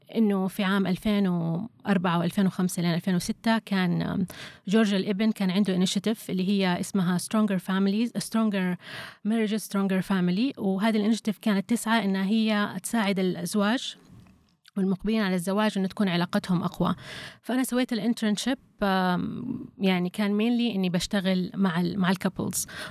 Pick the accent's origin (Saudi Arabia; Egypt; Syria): Saudi Arabia; عندنا في السعوديه